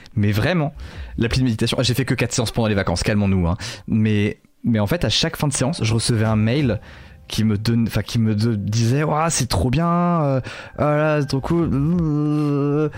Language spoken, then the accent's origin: French; Lorval?, Côtes-d'Armor, Brittany, France; dans mon bled, qui s'appelle, euh, L'Orval, dans le vingt-deux